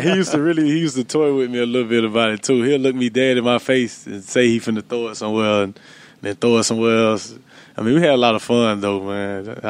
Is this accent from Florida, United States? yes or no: yes; Florida, United States; moved away as an adult; I'm from Florida, too